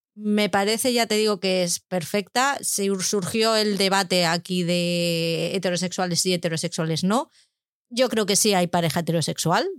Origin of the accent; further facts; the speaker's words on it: Madrid, Community of Madrid, Spain; yo soy de Madrid